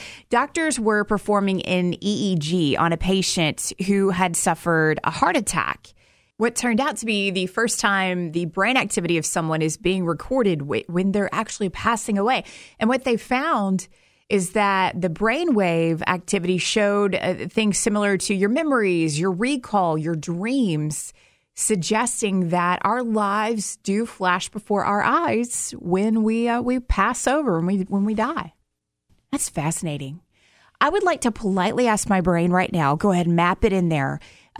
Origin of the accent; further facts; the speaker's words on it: Alabama, United States; born there; And there were issues where I was born in Alabama trying to find records from the year I was born.